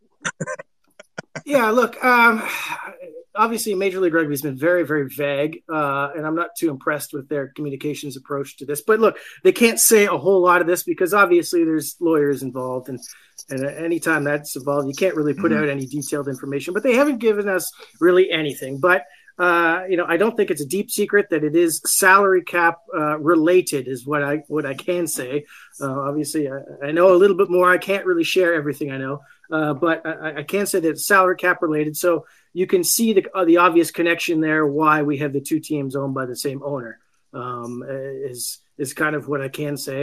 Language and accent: English; Canada; I'm from Canada